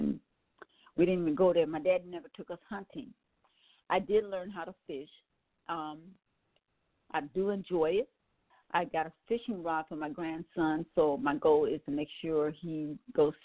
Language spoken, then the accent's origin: English; Wisconsin, United States; I'm from Wisconsin